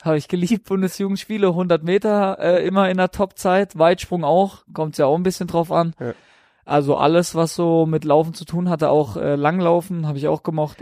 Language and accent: German; Breisach, Baden-Württemberg, Germany; now in Regensburg, Germany; bei uns in Preisach, da bin ich aufgewachsen und geboren